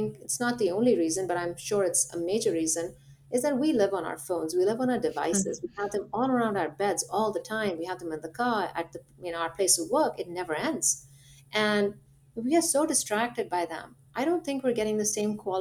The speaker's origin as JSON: {"language": "English", "country": "India", "moved": "yes", "lives_now": "United States", "said": "I'm from India"}